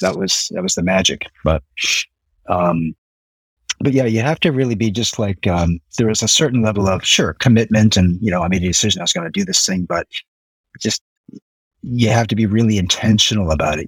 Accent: Nova Scotia, Canada; moved away as an adult; now in Osaka, Japan; was born and raised in Nova Scotia, Canada.

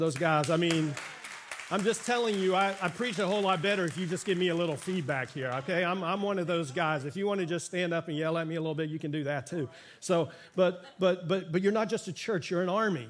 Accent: Miami, Florida, United States; I grew up in Miami and pastored here in the community for 15 years

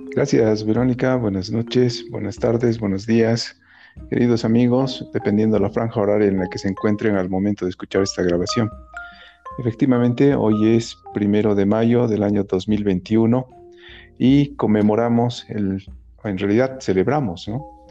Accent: Oruro, Bolivia; cuando era niño en Oruro

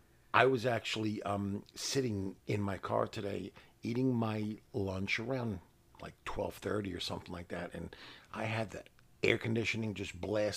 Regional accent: New York City, New York, United States; we're from New York City

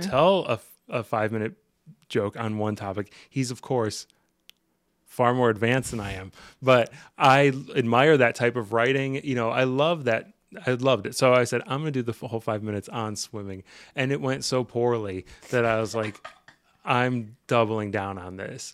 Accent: Ohio, United States; moved away as an adult; also born or lived in Portland / Seattle; I'm from Ohio

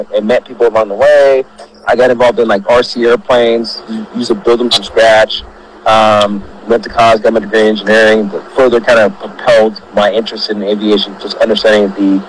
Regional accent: Austin, Texas, United States; So my parents were from Nigeria. And they flew out to America in the late 80s, and I was born in Austin, Texas.

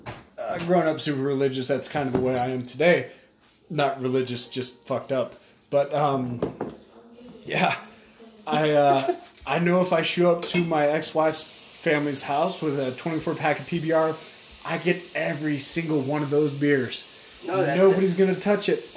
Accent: California, United States; moved away; I'm from California

